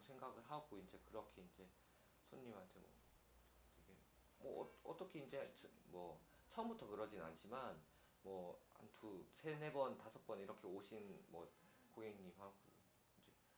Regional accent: Pohang, North Gyeongsang, South Korea; moved away; 촌 촌에 예, 예, 그 경북 포항

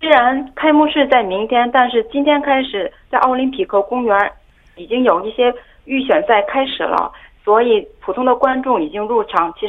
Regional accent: China; now in South Korea; 哦，我觉得是作为一个中国人在国外迎接奥运会，最大的期待就是中国的奥运健儿可以赢得更多的奖牌吧。

